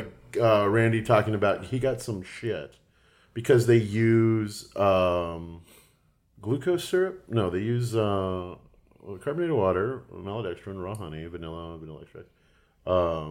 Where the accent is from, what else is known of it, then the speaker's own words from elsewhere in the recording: Texas, United States; moved away; growing up in Texas